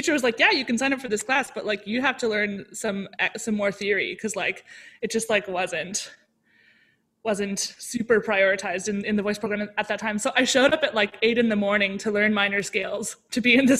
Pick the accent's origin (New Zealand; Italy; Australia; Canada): Canada; Ottawa, Ontario; also born or lived in Toronto; Yeah, I was born in Ottawa and then we spent some time in Toronto and then we spent some more time in Ottawa. And then I came back to Toronto, like in eighth grade.